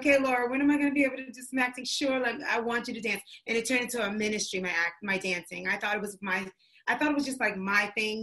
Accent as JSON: {"language": "English", "town": "New York City", "region": "New York", "country": "United States", "tie": "born or raised there", "said": "My mom's from North Carolina, but she raised me in New York City"}